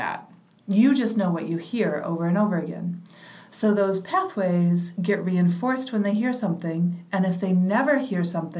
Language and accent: English; Midwest, United States; moved away as an adult; also born or lived in Michigan / Uganda; now in New York, United States; when I was a young lesbian growing up in the Midwest